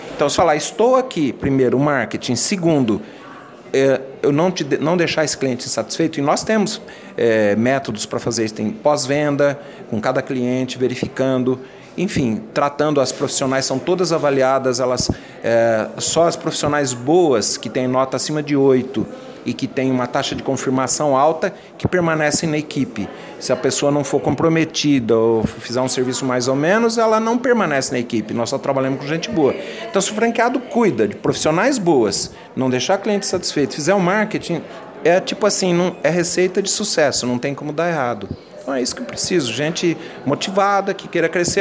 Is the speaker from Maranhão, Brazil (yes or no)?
no; São José do Rio Preto, São Paulo, Brazil; Eu venho do interior de São José do Rio Preto